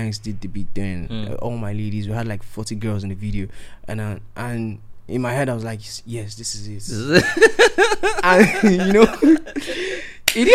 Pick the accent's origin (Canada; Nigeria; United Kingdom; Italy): Nigeria; Edo; my dialect, because I'm from Edo State